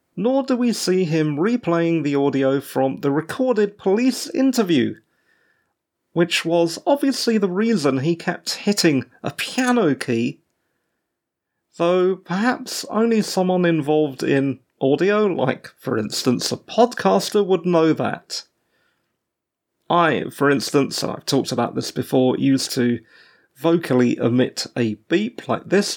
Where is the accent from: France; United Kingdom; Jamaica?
United Kingdom; England; As an English person, I was born after the Queen. My parents moved here to the U K as British subjects, pre-Mauritian independence